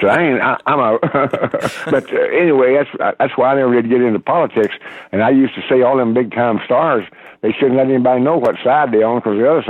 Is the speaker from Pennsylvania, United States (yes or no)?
no; Fayetteville, Arkansas, United States; my hometown University of Arkansas is in Fayetteville, Arkansas.